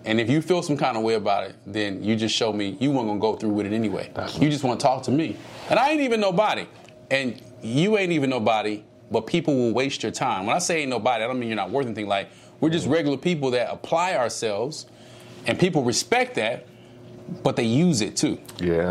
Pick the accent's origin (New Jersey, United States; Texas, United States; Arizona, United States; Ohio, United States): Texas, United States; Dallas; I, am from the South. I'm from Dallas